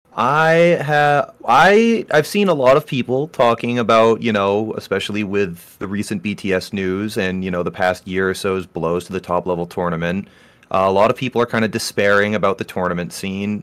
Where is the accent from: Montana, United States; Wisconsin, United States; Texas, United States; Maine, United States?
Maine, United States; I am from Maine, and I am heavily involved in the, in the Maine melee scene